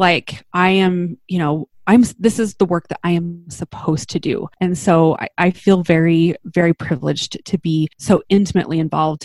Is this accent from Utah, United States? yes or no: yes; Utah, United States; also born or lived in Salt Lake City; I grew up in Utah. I live in Salt Lake City with my husband